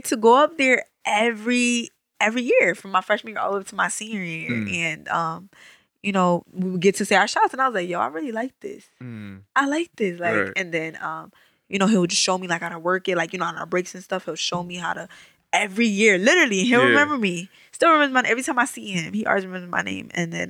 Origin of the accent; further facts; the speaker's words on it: New Britain, Connecticut, United States; moved away as an adult; also born or lived in Enfield, Connecticut; I am from New Britain, Connecticut. Born and raised? Born and raised